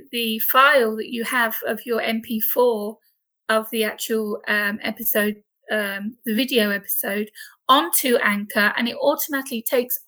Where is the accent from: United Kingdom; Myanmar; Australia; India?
United Kingdom; accent: British; now in Corfu, Greece; as you can tell by my accent, I am British. I live over on the island of Corfu in Greece